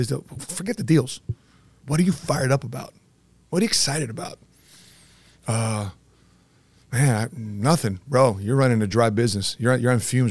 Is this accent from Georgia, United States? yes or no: no; Cicero, Illinois, United States; I lived across two horse tracks in Cicero. It was Sportsman's Park and Hawthorne Park in Chicago. In a Cicero neighborhood, former Al Capone territory, I was raised around Italians, Mexicanos.